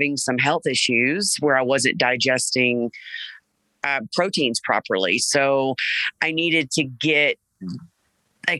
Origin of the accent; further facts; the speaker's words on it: Jackson, Mississippi, United States; moved away as an adult; also born or lived in Texas; I grew up in South Jackson